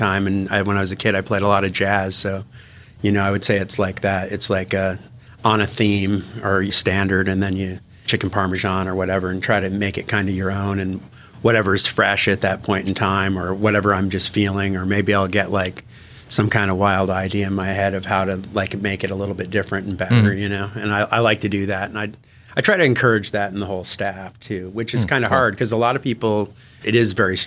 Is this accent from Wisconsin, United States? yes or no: no; Killington, Vermont, United States; I grew up in Killington, Vermont, which is a ski area